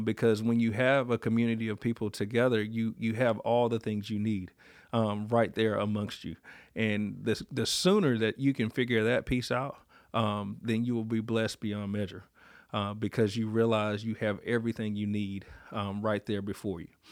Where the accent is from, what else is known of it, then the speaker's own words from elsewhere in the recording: Warsaw, North Carolina, United States; growing up in Duplin County